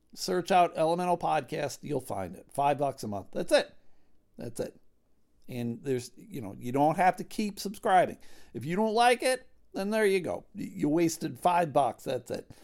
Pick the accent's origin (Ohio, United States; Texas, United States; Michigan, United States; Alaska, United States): Michigan, United States; West; we're from West Michigan